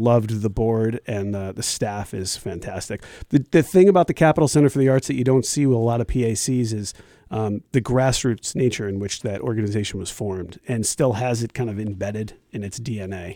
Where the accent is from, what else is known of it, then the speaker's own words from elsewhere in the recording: Glastonbury, Connecticut, United States; moved away; I, I was born and raised in Glastonbury, Connecticut